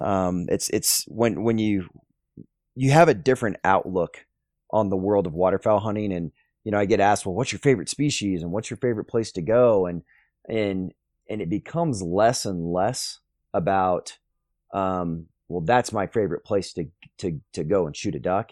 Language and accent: English; Plano, Texas, United States; also born or lived in Sulphur Springs, Texas; I grew up in the Plano area